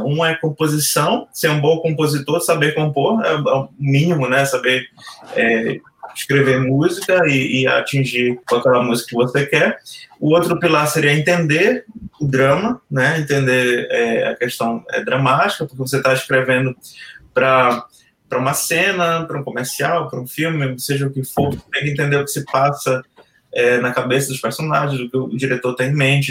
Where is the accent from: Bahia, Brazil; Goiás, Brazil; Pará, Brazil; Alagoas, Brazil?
Pará, Brazil; Belém; moved away as an adult; eu sou de Belém